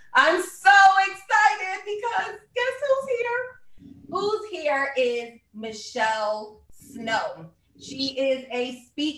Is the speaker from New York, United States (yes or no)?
yes; New York City, New York, United States; moved away as an adult; now in Philadelphia, United States; I am from Brooklyn, New York